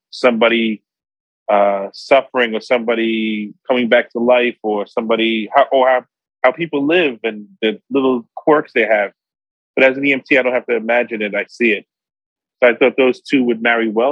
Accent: New York City, New York, United States; I was born and raised in Brooklyn, Park Slope, lived other places in Brooklyn, but born and raised in Brooklyn

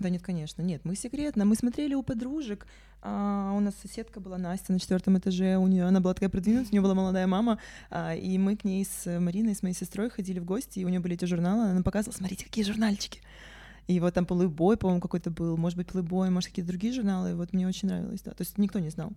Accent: Sevastopol, Ukraine; also born or lived in Yakutia; Я родилась, э, в Якутии, но детство провела в Севастополе.

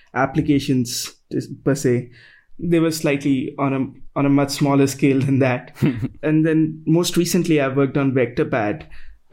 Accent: New Delhi, Delhi, India; So I'm from New Delhi, that's in India

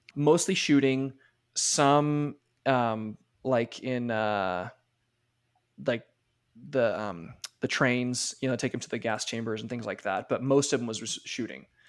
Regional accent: United States; as an American

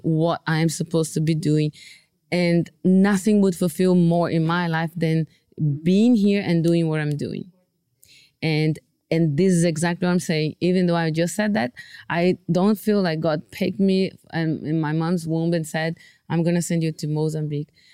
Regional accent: Brazil; moved away as an adult; also born or lived in Bolivia / Guinea-Bissau; I'm from Brazil and so I was studying in Brazil

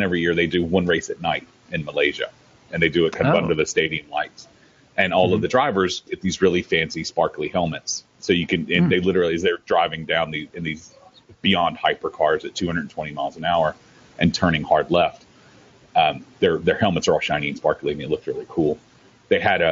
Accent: the South, United States; I'm from the South

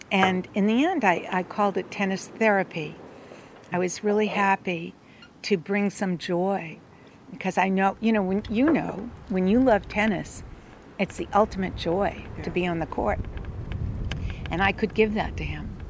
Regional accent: East Coast, United States; I was from the East, so

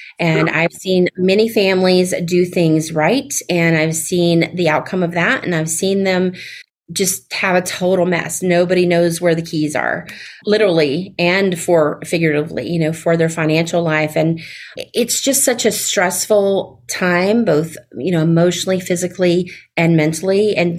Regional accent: the South, United States; accent: Southern; You know, having my Southern accent sounds, not sure which way to say it

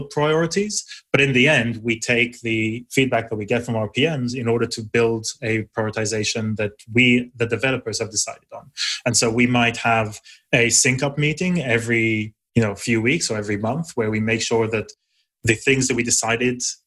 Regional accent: Israel; now in United Kingdom; I grew up in Israel, I now live in the UK

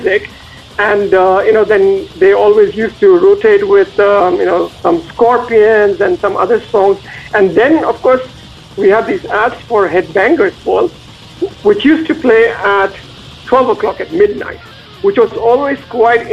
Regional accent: North India, India; moved away as an adult; now in Zurich, Switzerland; I'm from, I would say, North India pretty much. I grew up in an industrial town which makes steel and automobiles

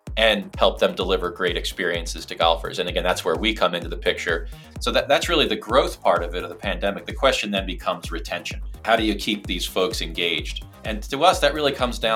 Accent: Philadelphia, Pennsylvania, United States; I'm from Philadelphia. I grew up in a middle class neighborhood that was about a 20-minute walk from the nearest municipal golf course

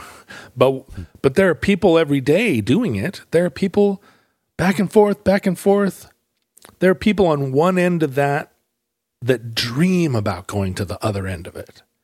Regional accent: United States; people welcomed me as an American

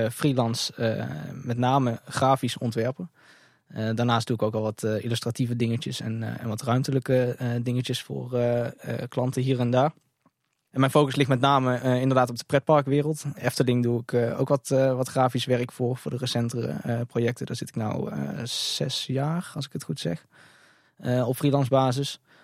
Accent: North Brabant, Netherlands; als Brabander in hart en nieren

